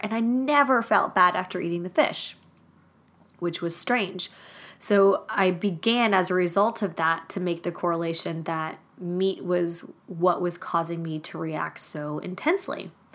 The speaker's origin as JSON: {"language": "English", "country": "Germany", "tie": "born or raised there", "also_born_or_lived": "Madrid, Spain", "moved": "yes", "said": "Growing up in Germany meant that meat and potatoes was a basic foundation for most of my meals"}